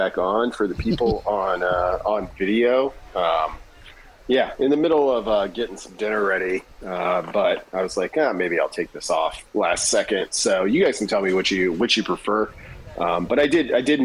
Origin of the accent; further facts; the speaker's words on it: Hemingford, Nebraska, United States; I grew up in the Panhandle